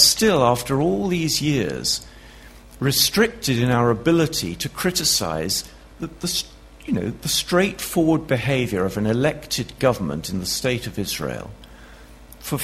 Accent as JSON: {"language": "English", "country": "United Kingdom", "said": "I'm a Brit"}